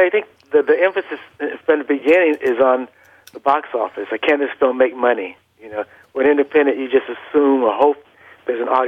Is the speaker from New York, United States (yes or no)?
no; Los Angeles, California, United States; also born or lived in Vicksburg, Mississippi; I was born in Vicksburg, Mississippi, but uh, you know, we moved out to Los Angeles at, at a very early, at a very early age. I was still in you know, in diapers when